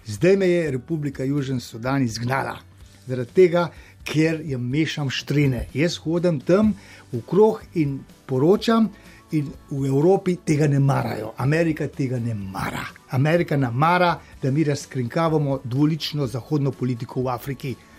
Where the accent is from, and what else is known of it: Slovenia; moved away